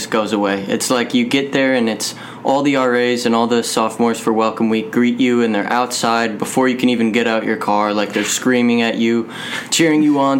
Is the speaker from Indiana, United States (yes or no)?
yes; South Bend, Indiana, United States; I'm actually from South Bend. I live about a mile off campus.